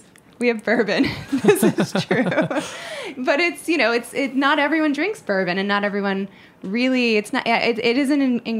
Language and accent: English; Ohio, United States; I grew up in Ohio.